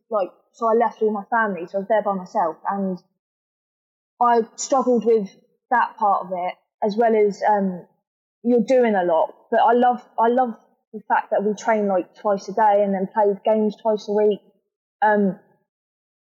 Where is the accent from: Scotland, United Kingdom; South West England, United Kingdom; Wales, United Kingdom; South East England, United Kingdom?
South East England, United Kingdom; Portsmouth; moved away; I was born in Portsmouth